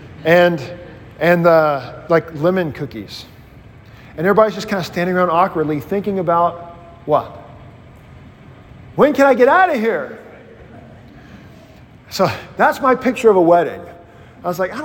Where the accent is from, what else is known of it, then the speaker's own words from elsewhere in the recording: Mississippi, United States; I grew up in Mississippi in Baptistville